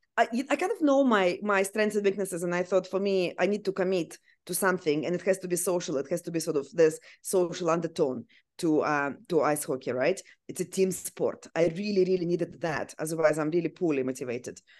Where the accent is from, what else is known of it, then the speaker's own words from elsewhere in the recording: Siberia, Russia; English is a second language; now in Australia; I actually was born and grew up in Siberia, which is very cold place.